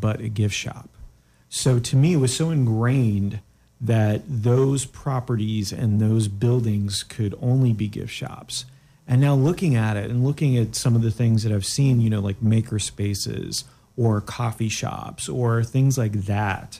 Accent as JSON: {"language": "English", "town": "Daytona Beach", "region": "Florida", "country": "United States", "tie": "born or raised there", "also_born_or_lived": "Montreal, Canada / Orlando, Florida", "said": "my family came down in 73 to Daytona"}